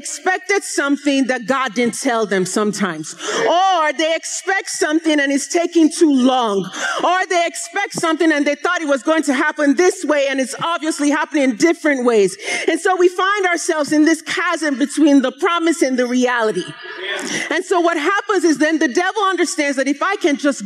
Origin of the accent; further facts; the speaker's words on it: Nigeria; moved away; growing up in Nigeria